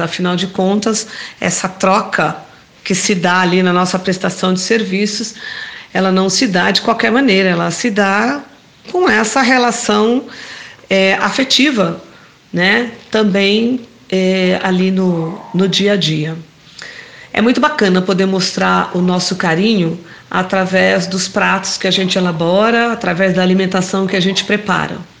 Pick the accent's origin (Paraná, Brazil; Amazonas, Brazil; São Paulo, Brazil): São Paulo, Brazil; sou de São Miguel Paulista, professora e assistente social aposentada